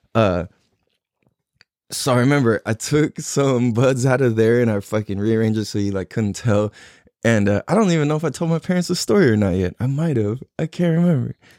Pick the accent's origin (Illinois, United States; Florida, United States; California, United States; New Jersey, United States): California, United States; San Diego; I'm born and raised in California, t, uh, San Diego, California